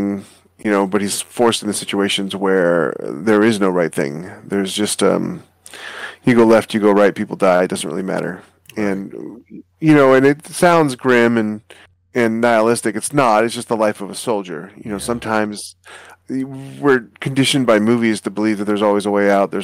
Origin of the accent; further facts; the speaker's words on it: Alaska, United States; I'm a North American kid. You know, I grew up in Alaska